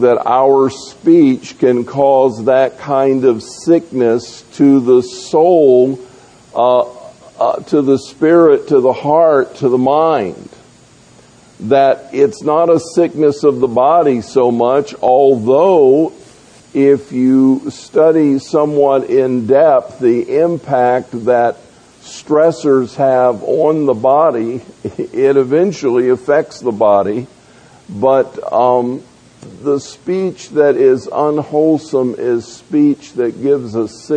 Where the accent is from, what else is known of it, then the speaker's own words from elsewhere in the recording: Tampa, Florida, United States; I grew up in Tampa